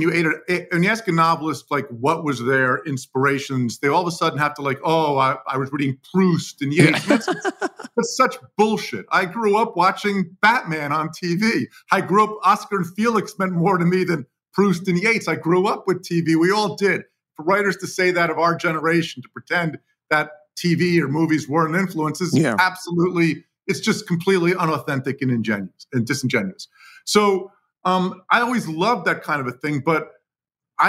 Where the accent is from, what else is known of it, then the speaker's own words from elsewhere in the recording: Livingston, New Jersey, United States; also born or lived in Newark, New Jersey; I was born in Newark. I was raised in Livingston, New Jersey, which is about 7 miles outside. Still live in New Jersey.